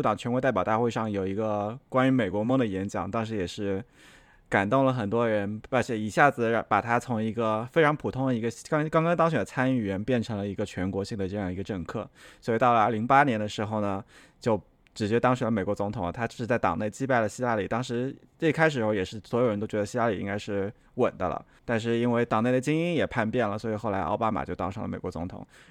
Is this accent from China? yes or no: yes; South China, China; 就就一下子就说到了，对我是个南方人。